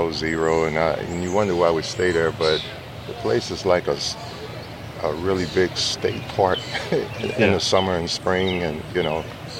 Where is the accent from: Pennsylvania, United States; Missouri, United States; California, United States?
Missouri, United States; St. Louis; moved away as an adult; now in Minnesota, United States; I was born and raised here in St. Louis.